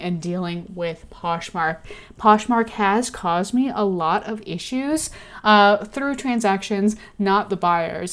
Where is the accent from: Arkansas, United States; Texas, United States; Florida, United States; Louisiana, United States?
Texas, United States; Austin; Love Austin. It's my hometown